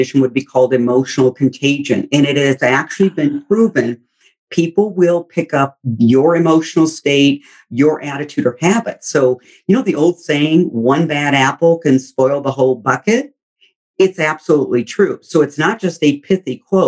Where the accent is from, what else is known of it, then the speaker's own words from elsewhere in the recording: Midwest, United States; we grew up in the Midwest